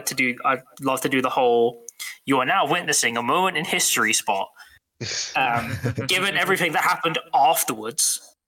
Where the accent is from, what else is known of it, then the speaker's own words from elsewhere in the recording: United Kingdom; We are unfortunately British.